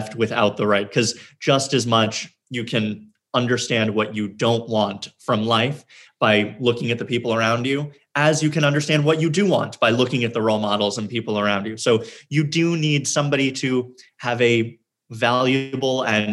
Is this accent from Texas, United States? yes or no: no; New York City, New York, United States; I was born in Manhattan and lived in Queens for a bit and then back to Manhattan and have never lived anywhere else